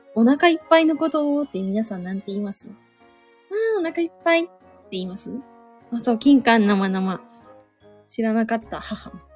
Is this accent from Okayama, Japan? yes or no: no; Suzu, Ishikawa, Japan; 私はタコ島町で生まれましたけども。